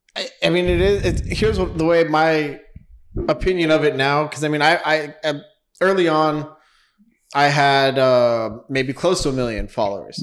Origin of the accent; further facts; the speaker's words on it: Los Angeles, California, United States; also born or lived in New York; born in New York, moved to Los Angeles when I was young